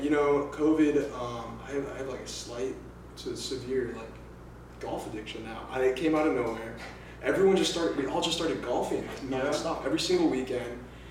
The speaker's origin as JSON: {"language": "English", "town": "Los Angeles", "region": "California", "country": "United States", "tie": "born or raised there", "moved": "yes", "lives_now": "Arizona, United States", "said": "I'm from South Bay. I was born in Los Angeles, California. South Bay."}